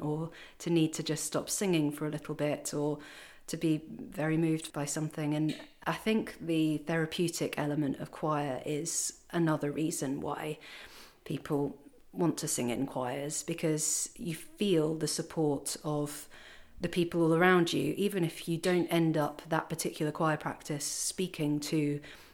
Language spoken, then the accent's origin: English; Kent, South East England, United Kingdom; moved away as an adult; also born or lived in Paris, France; I'm originally from Kent